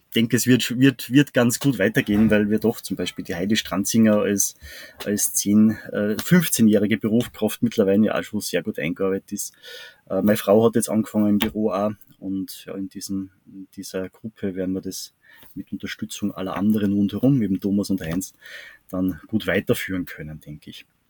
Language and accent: German; Salzburg, Austria; bei uns in Salzburg